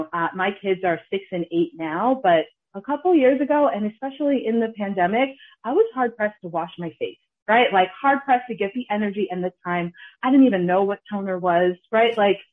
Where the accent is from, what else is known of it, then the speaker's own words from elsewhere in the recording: Ghana; We're Ghanaian, we're from Kings.